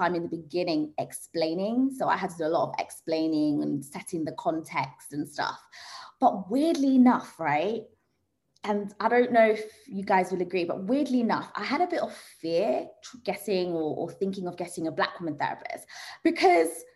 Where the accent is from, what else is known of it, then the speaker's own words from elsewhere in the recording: Zanzibar, Tanzania; I'm from Zanzibar, and like I think there's probably like one psychotherapist on that whole island